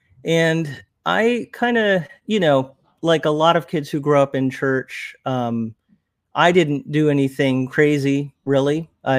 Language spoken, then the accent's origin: English; Trenton, New Jersey, United States; born there; And I was born in 1979 in Trenton, New Jersey.